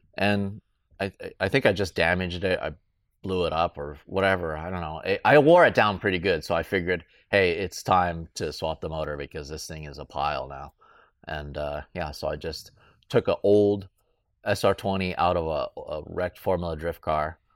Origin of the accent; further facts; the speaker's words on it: Southern California, United States; I grew up in Southern California